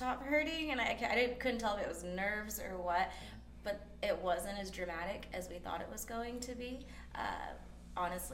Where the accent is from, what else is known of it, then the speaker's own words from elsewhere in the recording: Idaho, United States; now in Cascade, United States; we're from Idaho, grew up in the valley.